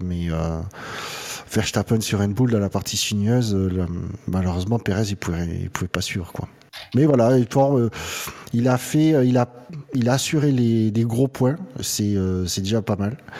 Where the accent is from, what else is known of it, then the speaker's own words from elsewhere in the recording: France; en tant que bon français